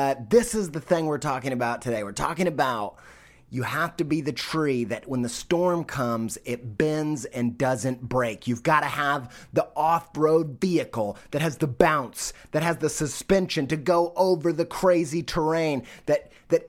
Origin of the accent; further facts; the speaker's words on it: United States; being an American